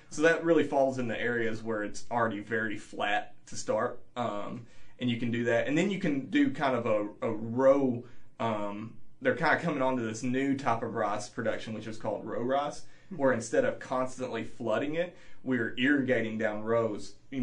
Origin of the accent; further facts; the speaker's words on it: Northeast Arkansas, United States; moved away as an adult; now in Champaign, United States; I grew up in Northeast Arkansas